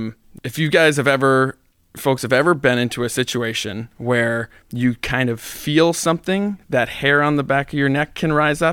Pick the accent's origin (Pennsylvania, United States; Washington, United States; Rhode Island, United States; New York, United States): Rhode Island, United States; Providence; So I grew up on Halsey Street, which mm-hmm. is right off of Benefit Street on the east side of Providence.